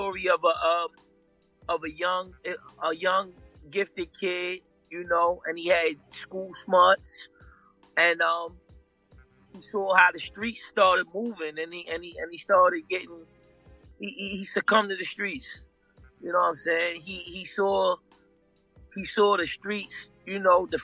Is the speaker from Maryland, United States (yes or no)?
yes; Baltimore, Maryland, United States; in Baltimore, in historic Baltimore, you know, we're known for marble stoops.